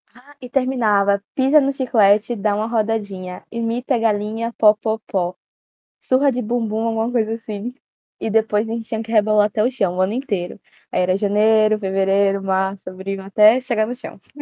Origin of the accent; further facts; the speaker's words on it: Bahia, Brazil; tenho 17 anos e sou da Bahia